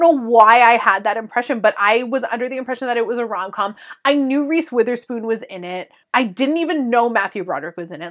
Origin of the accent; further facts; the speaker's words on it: Canada; we're Canadian